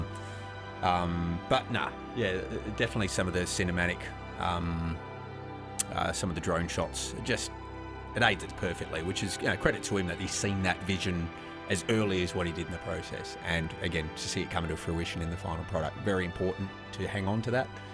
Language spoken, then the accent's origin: English; Busselton, Western Australia, Australia; That's where we grew up